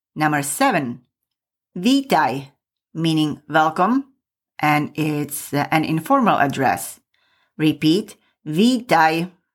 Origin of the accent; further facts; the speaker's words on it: Michalovce, Košice Region, Slovakia; moved away; I came from eastern Slovakia and my hometown is Michalovce.